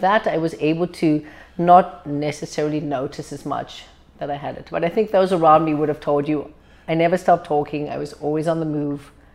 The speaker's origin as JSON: {"language": "English", "town": "Cape Town", "region": "Western Cape", "country": "South Africa", "tie": "born or raised there", "moved": "as an adult", "lives_now": "Canada", "said": "Born and bred in South Africa, Cape Town, probably one of the most beautiful cities in the world."}